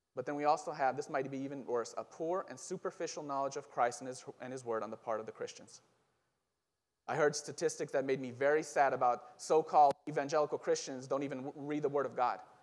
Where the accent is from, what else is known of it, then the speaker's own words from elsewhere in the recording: Israel; moved away; I'm originally from Israel